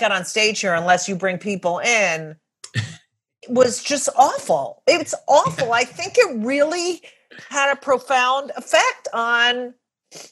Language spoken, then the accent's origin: English; Clark, New Jersey, United States; I grew up in New Jersey, 27 miles from